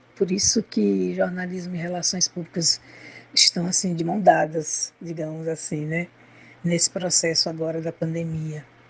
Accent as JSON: {"language": "Portuguese", "town": "Maceió", "region": "Alagoas", "country": "Brazil", "tie": "born or raised there", "said": "Sou de Maceió, né? Nasci no mar, menina, na praia, jogando frescobol, a infância e adolescência todinha na praia"}